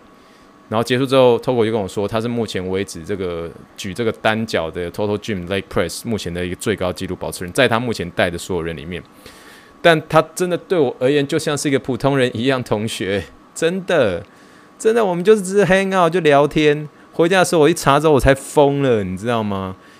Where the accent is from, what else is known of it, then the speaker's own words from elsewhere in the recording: Taiwan; 我来自台湾